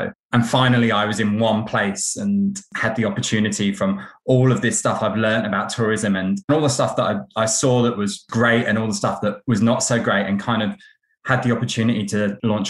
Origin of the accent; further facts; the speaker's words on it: United Kingdom; now in Melbourne, Australia; growing up near London